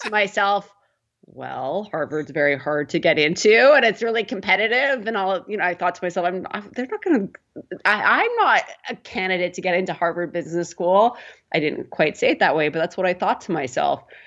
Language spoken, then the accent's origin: English; Prince Albert, Saskatchewan, Canada; moved away as an adult; also born or lived in Toronto; I grew up in Prince Albert, Saskatchewan.